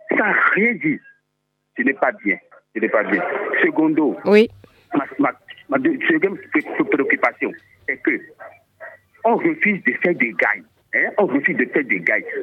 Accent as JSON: {"language": "French", "town": "Porto-Novo", "region": "Ouémé", "country": "Benin", "said": "moi, je suis de Porte-Nouveau."}